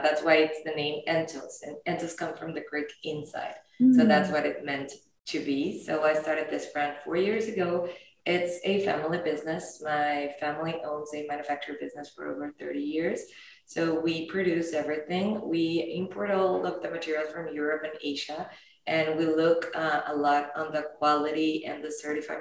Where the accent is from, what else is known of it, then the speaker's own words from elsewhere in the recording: Mexico; I'm from Mexico